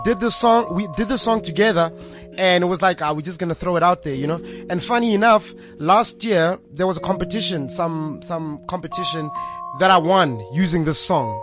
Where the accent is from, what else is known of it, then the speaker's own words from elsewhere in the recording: Tembisa, Gauteng, South Africa; also born or lived in Soweto; now in Naturena, South Africa; I was born I was born in Soweto, grew up in Tembisa